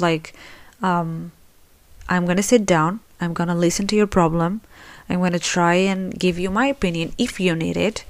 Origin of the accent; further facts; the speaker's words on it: Spain; I live in Spain. I was born in Spain, so I consider myself Spanish, but my parents are Moroccan